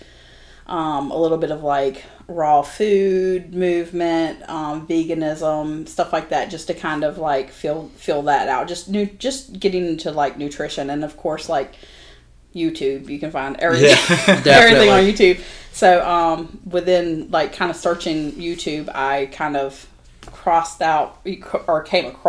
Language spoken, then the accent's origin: English; Wilmington, North Carolina, United States; I grew up here in Wilmington